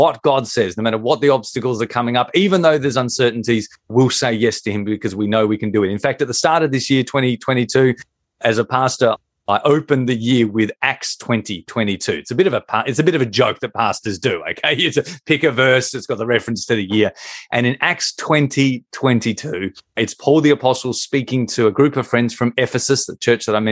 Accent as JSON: {"language": "English", "country": "Australia", "accent": "Australian", "said": "I find a way to bring in our national sport."}